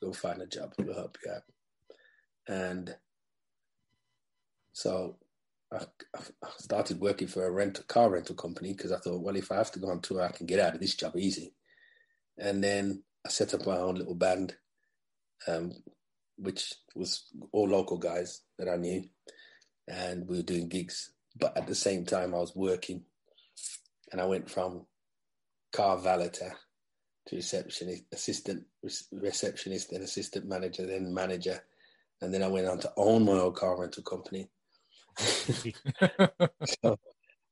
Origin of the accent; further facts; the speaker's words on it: England, United Kingdom; I'm black English